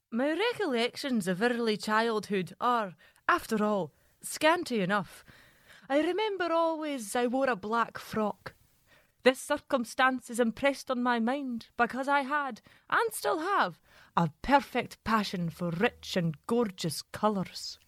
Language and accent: English; Glasgow, Scotland, United Kingdom; I grew up in Glasgow